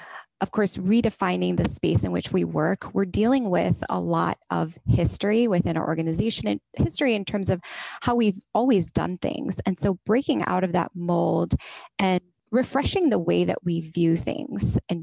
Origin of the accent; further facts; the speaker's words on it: India; raised in a male-dominated culture, but also professionally, I've always been the minority, whether it's as an Indian woman or just as a woman generally.